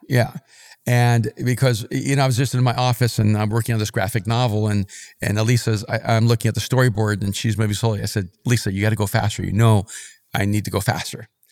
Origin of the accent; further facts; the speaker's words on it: El Salvador; moved away; also born or lived in New York / Miami; I'm from El Salvador